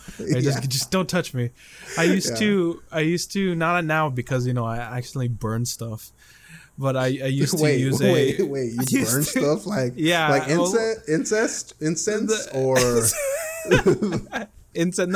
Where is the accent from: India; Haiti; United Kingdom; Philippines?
Philippines; now in United States; I'm from the Philippines